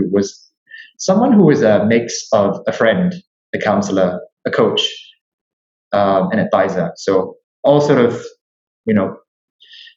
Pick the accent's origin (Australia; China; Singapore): Singapore; I'm Singaporean.